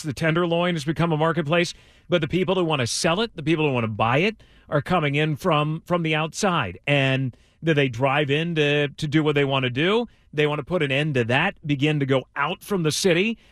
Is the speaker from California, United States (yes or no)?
yes; Bay Area, California, United States; growing up in the Bay Area